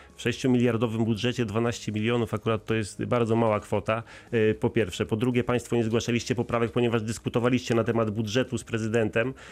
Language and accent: Polish; Wrocław, Lower Silesian Voivodeship, Poland; jesteśmy wrocławianami, przynajmniej y, ja także